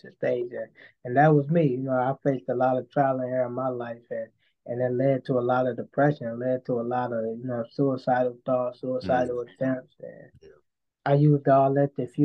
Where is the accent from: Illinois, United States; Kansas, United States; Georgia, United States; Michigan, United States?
Michigan, United States; Coloma; now in Benton Harbor, United States; I'm from Culver, Coloma, but I live in Benton Harbor, Michigan, though.